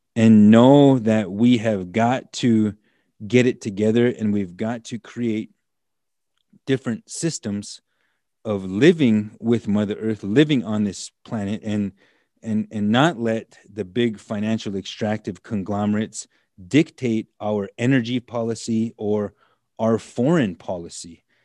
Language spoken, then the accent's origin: English; United States; also born or lived in Black Hills, South Dakota; I grew up on the Standing Rock Nation, the Standing Rock Reservation